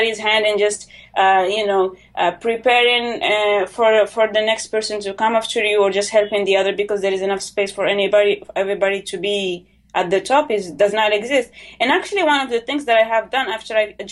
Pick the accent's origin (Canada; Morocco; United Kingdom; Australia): Morocco; I'm from Morocco